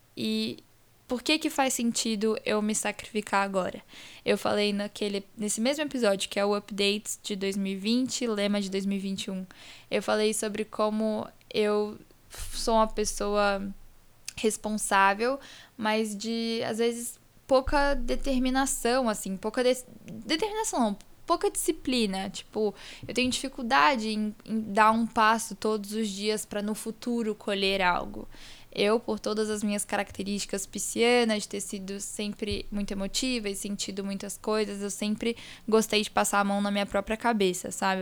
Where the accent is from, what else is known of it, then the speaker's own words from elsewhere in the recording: Espírito Santo, Brazil; now in São Paulo, Brazil; eu não nasci em São Paulo, apesar de morar aqui, estudar aqui, morar com meu pai, minha mãe, meu irmão aqui em São Paulo. Toda a minha família é do Espírito Santo, que é onde eu nasci